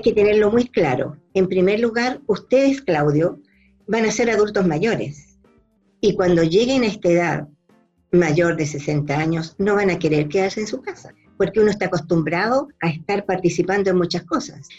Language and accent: Spanish; Chile; moved away as an adult; also born or lived in Mexico; viví muchos años fuera de Chile por trabajo, 10 años